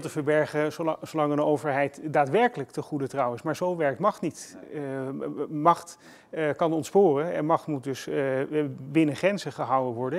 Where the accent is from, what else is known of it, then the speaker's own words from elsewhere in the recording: Haarlem, North Holland, Netherlands; Ik kom uit Haarlem.